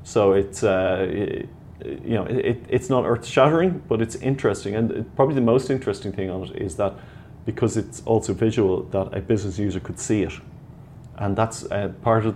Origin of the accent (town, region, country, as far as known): Ireland